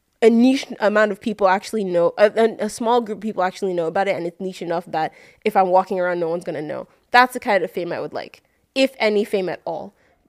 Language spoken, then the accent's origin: English; Nigeria; I'm Nigerian, it's in my blood to insult people.